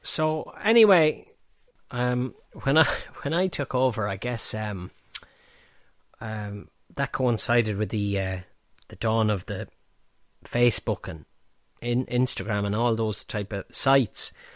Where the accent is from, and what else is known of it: Banagher, Offaly, Ireland; born or raised there; also born or lived in Ballinasloe / Dublin